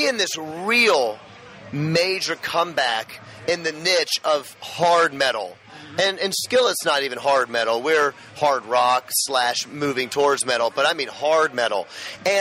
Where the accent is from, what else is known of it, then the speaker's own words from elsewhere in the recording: Memphis, Tennessee, United States; I grew up in Memphis, Tennessee, Bible Belt